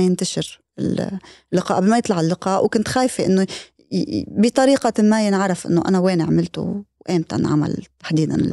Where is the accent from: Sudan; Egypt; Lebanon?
Lebanon; بالنسبة لنا كلبنانيين